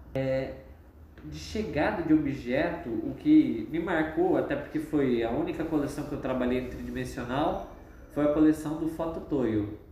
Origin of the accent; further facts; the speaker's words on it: Londrina, Paraná, Brazil; eu sou daqui de Londrina mesmo, nasci e morei aqui a maior parte da minha vida.